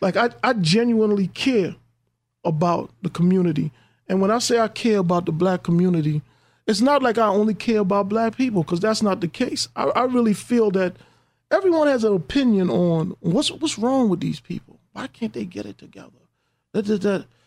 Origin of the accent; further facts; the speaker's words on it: New York City, New York, United States; I grew up in Hollis, Queens